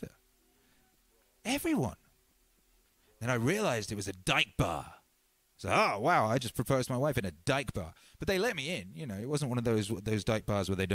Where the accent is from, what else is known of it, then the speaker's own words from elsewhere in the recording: England, United Kingdom; the English pig dogs like myself